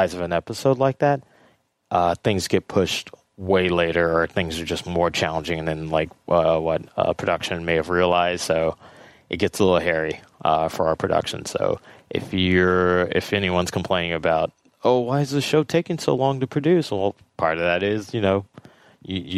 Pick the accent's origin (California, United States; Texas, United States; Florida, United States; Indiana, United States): California, United States; Los Angeles; I'm born and raised in Los Angeles